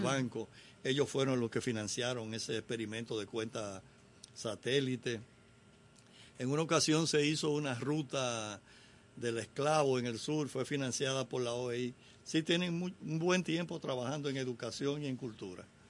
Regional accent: Dominican Republic; los latinos, los dominicanos nos fusionamos con la música de los Estados Unidos

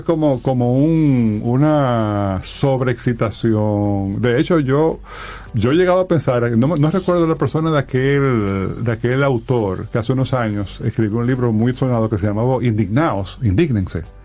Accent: Dominican Republic; nosotros como sociedad dominicana

